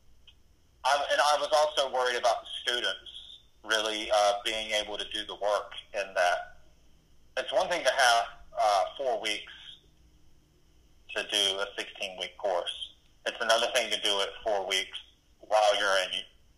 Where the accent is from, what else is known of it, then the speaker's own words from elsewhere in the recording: Eastern North Carolina, United States; I was just raised, you know, I'm from Eastern North Carolina, so I was raised to behave a certain